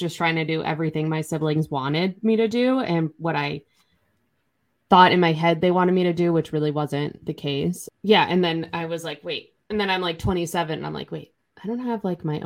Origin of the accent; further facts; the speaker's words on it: outside of Boston, Massachusetts, United States; I grew up outside of Boston